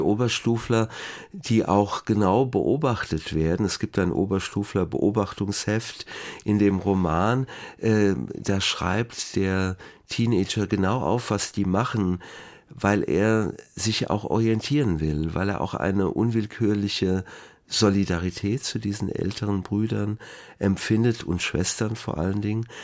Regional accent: Wiesbaden, Hesse, Germany; Ich bin in Biebrich aufgewachsen

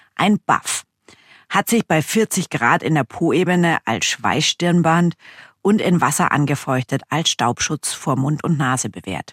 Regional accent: Germany; wir sind ja aus Deutschland

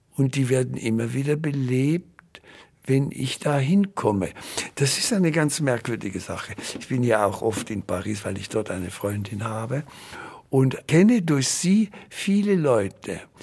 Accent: Winterthur, Zurich, Switzerland; moved away as an adult; also born or lived in Basel / Munich / Vienna; Ich habe Wurzeln in Winterthur, da habe ich ja meine Kindheit verbracht

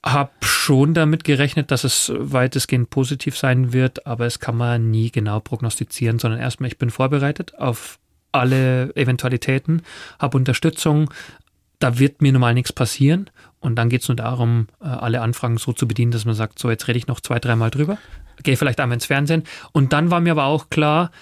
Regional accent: east of Munich, Bavaria, Germany; Ich bin selber auf dem Bauernhof äh, aufgewachsen, hier im Osten von München

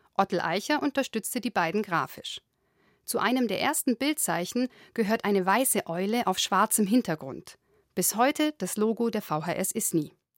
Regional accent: Isny, Baden-Württemberg, Germany; moved away as an adult; now in Munich, Germany; in Isny, meinem kleinen Heimatkaff, in dem ich 19 Jahre lang gewohnt habe und zur Schule gegangen bin

